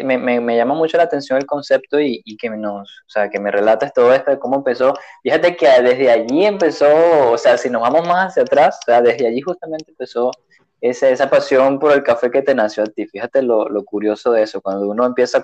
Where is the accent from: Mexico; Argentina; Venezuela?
Venezuela; moved away as an adult; desde que yo me fui hace tres años de Venezuela